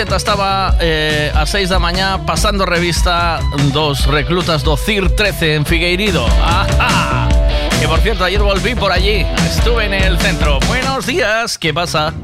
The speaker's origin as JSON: {"language": "Spanish", "town": "Tui", "region": "Galicia", "country": "Spain", "tie": "born or raised there", "moved": "yes", "said": "nos criamos en Tui y entonces Tui te huele a la infancia"}